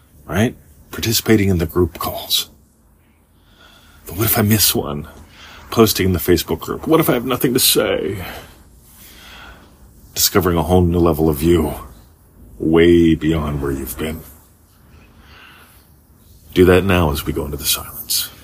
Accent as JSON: {"language": "English", "country": "United States", "tie": "born or raised there", "moved": "as an adult", "lives_now": "Australia", "said": "Growing up in America"}